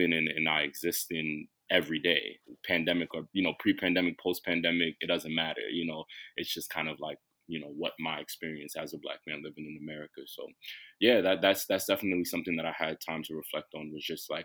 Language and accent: English; New York City, New York, United States; I'm from Brooklyn